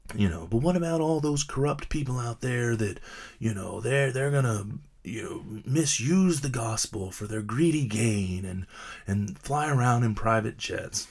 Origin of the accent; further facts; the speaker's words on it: United States; I'm an American